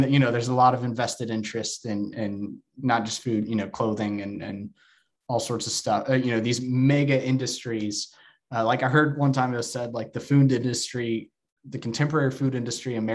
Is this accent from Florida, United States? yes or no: no; Texas, United States; moved away; I'm from Texas and my hometown has very deep roots in fundamentalism and evangelicalism